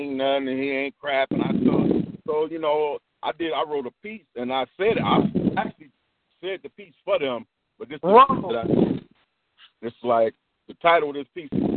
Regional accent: Chicago, Illinois, United States; I'm from Chicago

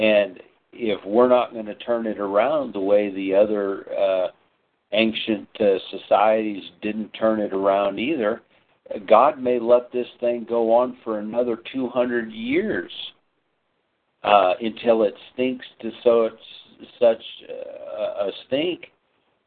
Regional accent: United States; as Americans

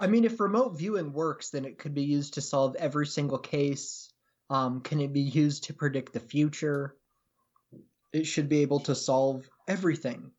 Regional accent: Pacific Northwest, United States; I'm from the Pacific Northwest

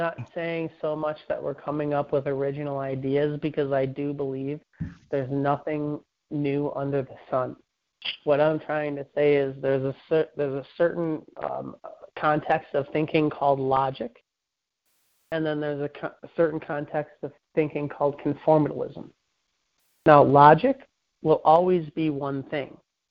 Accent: Chicago, Illinois, United States; I come from Chicago. I lived in Chicago for the better part of 10 years.

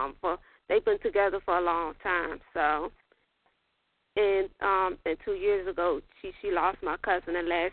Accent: Maryland, United States; I'm from Maryland.

